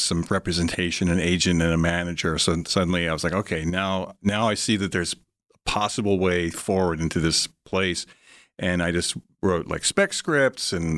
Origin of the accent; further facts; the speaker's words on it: United States; moved away as an adult; I come from the East Coast, from New York, New Jersey area